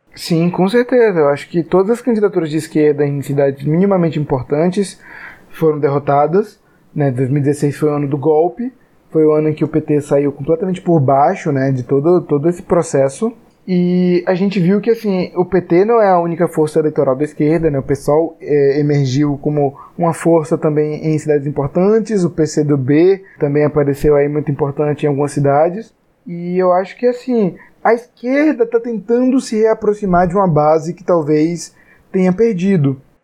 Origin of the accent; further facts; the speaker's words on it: Salvador, Bahia, Brazil; nós somos de Salvador, uma cidade que não teve segundo turno